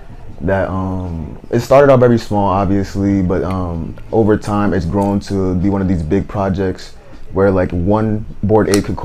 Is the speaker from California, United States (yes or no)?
no; Providence, Rhode Island, United States; I'm from Providence, Rhode Island.